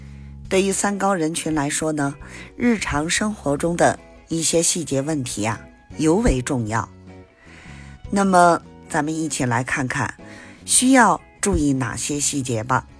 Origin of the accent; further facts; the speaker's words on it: Beijing, China; 我是北京的…，咱们下期节目再